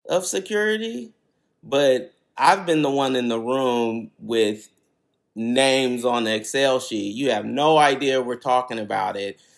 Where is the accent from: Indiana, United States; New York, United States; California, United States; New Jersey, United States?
California, United States; Berkeley; I grew up on Ashby, which is like a, basically a highway kind of in Berkeley.